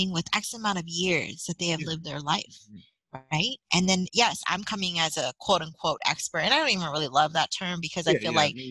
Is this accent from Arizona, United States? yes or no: no; San Francisco, California, United States; I'm born and raised in San Francisco